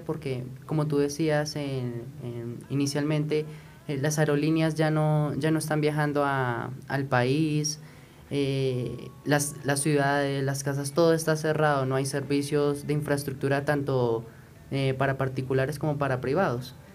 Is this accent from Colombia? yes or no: yes; Colombia; nosotros como colombianos